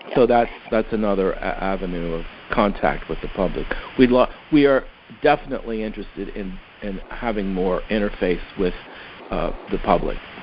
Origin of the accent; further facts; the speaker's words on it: Philadelphia, Pennsylvania, United States; I'm from Philadelphia